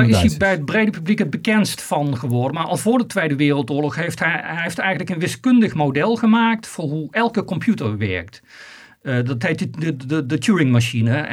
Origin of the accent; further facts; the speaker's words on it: Netherlands; als Nederlander kun je daar zeker trots op zijn.